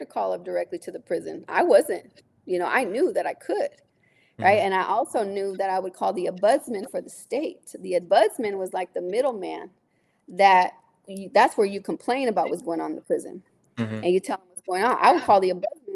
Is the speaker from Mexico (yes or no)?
no; San Jose, California, United States; I'm from San Jose. People know me here